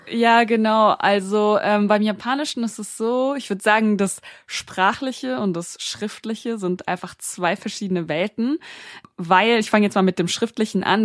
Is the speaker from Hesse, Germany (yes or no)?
yes; Frankfurt, Hesse, Germany; moved away as an adult; now in Berlin, Germany; Also ich bin in Deutschland beziehungsweise in Frankfurt geboren, ähm, bin dort auch aufgewachsen